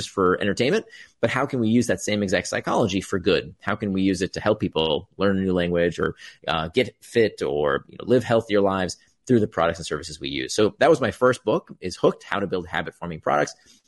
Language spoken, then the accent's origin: English; Florida, United States; We had that too. I grew up in Central Florida.